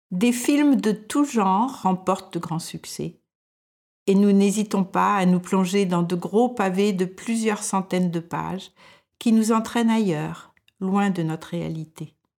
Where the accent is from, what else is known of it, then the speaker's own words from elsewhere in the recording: France; moved away as an adult; now in Denmark; je suis française et je vis au Danemark depuis plus de 40 ans